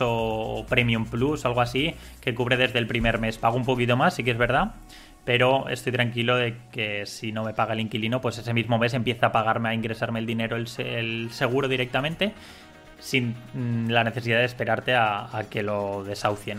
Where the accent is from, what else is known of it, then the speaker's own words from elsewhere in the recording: Spain; Siendo español